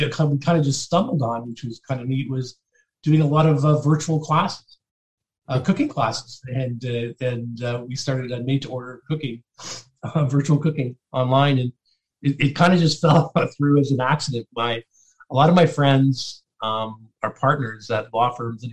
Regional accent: St. Catharines, Ontario, Canada; also born or lived in Port Colborne, Ontario; we moved actually from Port Colborne into St. Catharines when I was fairly young. And that's where I grew up.

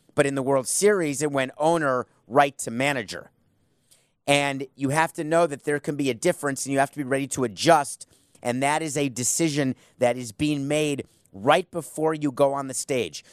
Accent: New York, United States; also born or lived in Milwaukee / Miami; now in Fort Lauderdale, United States; I was born in, I was born in Milwaukee, grew up in New York, but I'm from Miami

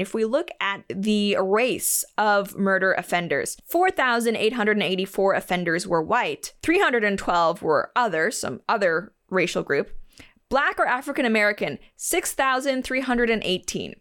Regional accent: Canada; I'm Canadian

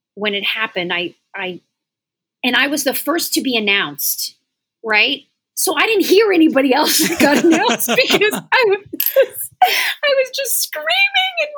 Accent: the South, United States; I was raised in the South where you're friendly and you're kind to people

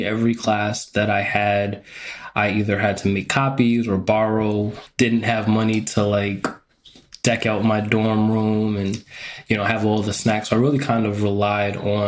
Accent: New York, United States; moved away as an adult; also born or lived in Texas / Connecticut; I grew up in New York

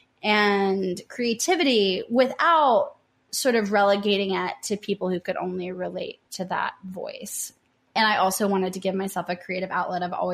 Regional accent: Tennessee, United States; also born or lived in New Orleans / San Diego; I'm from Tennessee.

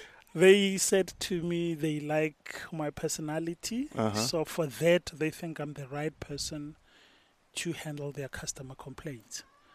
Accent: Brits, North West, South Africa; now in Pretoria, South Africa; And I'm in Pretoria. My house is in Pretoria.

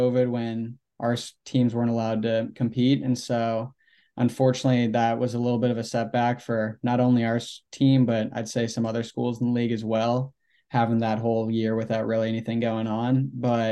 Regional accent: Sarasota, Florida, United States; also born or lived in St. Louis, Missouri; now in Gainesville, United States; I'm originally from St. Louis, and when I was 8 years old, I moved down to Sarasota and then just grew up playing out of Sarasota, Florida all my life

